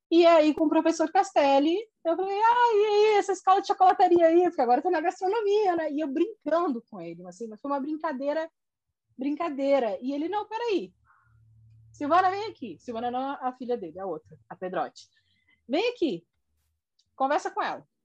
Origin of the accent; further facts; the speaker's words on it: Corumbá, Mato Grosso do Sul, Brazil; also born or lived in Porto Alegre / Brasília; now in Rio de Janeiro, Brazil; tinha encerrado o ciclo em Brasília, eu sou do Mato Grosso do Sul, de Corumbá, então lá